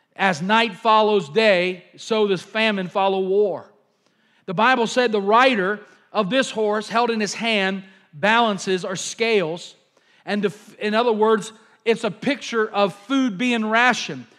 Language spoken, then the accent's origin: English; United States; I'm an American